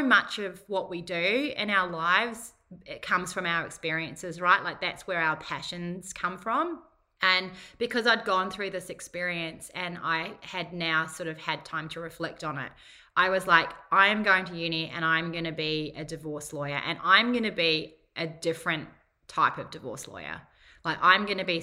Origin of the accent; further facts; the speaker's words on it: Whangarei, Northland, New Zealand; moved away as an adult; now in Gold Coast, Australia; I'm from Whangarei, which is a little town 2 hours north of Auckland. It's fairly low socioeconomic area, I suppose. Not maybe so much now, but when I grew up